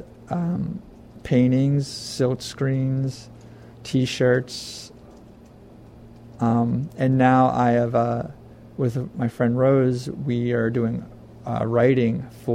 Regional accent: Philadelphia suburbs, southeastern Pennsylvania, United States; also born or lived in Florida / Providence; I grew up mainly in the Philadelphia suburbs and small towns of southeastern Pennsylvania

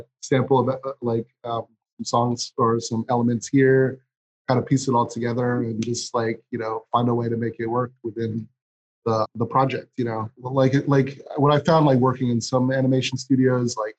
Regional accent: Philadelphia, Pennsylvania, United States; moved away as an adult; also born or lived in Sweden / New York / Amsterdam / Buenos Aires; I kind of settled back in Philly, which is my hometown

